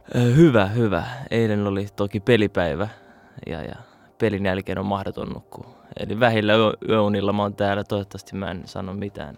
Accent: Finland; also born or lived in Saudi Arabia / Kuopio / Turku / Iraq (roots); now in Helsinki, Finland; mä olin kymmenen, kun muutettiin Turkuun sit taas

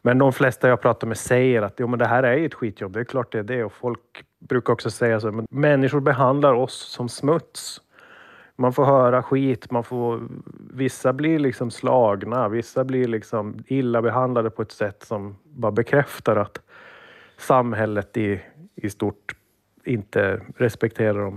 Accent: Sweden; jag var svensk

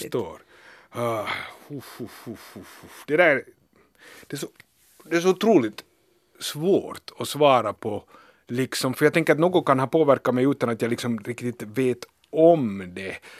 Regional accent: Helsinki, Uusimaa, Finland; also born or lived in Berlin; Jag är hemma från Helsingfors

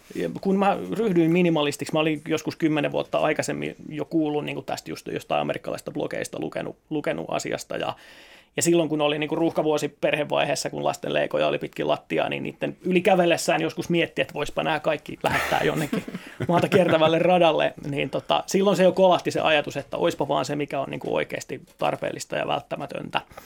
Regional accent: Seinäjoki, South Ostrobothnia, Finland; tulen Seinäjoelta

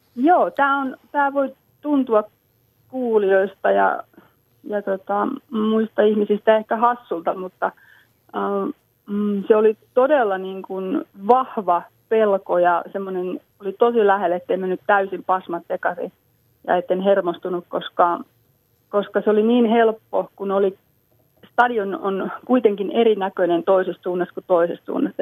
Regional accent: Lammi, Kanta-Häme, Finland; meillä Lammilla

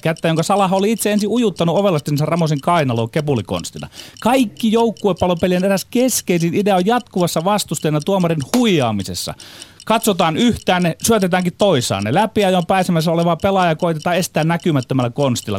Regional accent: Ostrobothnia, Finland; Meillä Pohjanmaalla hulluus asuu meissä miehissä, viisaus naisissa

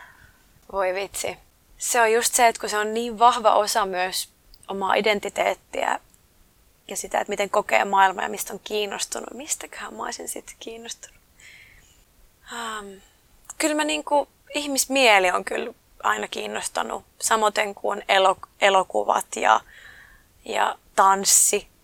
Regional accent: Oulu, North Ostrobothnia, Finland; moved away; also born or lived in London; omassa kotikaupungissa

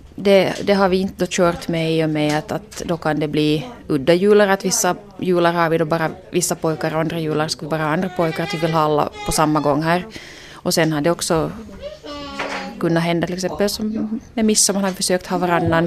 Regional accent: Ostrobothnia, Finland; moved away; jag är hemma från Österbotten

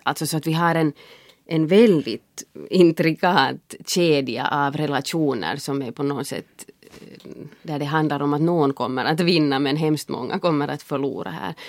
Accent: Finland; jag är finlandssvensk

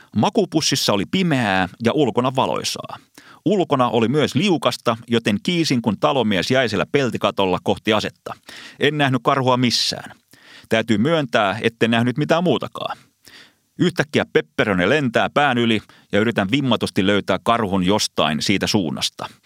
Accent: Finland; Vastasin, että Suomesta

